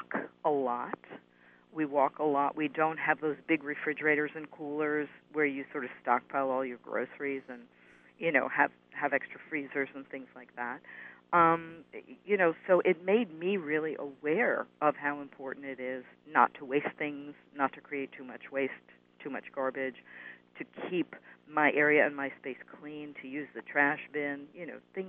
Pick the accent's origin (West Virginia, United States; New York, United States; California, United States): New York, United States; It's my hometown